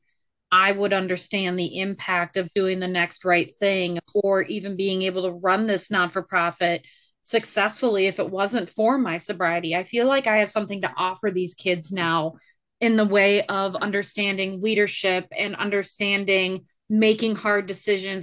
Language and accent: English; Minnesota, United States; I am also from Minnesota